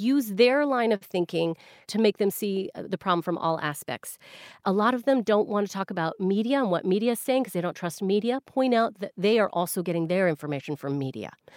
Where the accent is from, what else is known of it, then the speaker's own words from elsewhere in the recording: Canada; now in United Kingdom; I'm Canadian